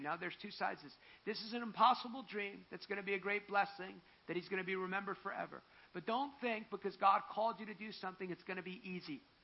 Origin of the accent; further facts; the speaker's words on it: New Jersey, United States; I'm from New Jersey